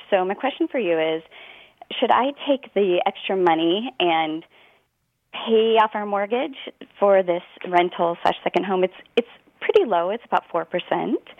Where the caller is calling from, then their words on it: Oregon, United States; Hi, I'm calling from Oregon.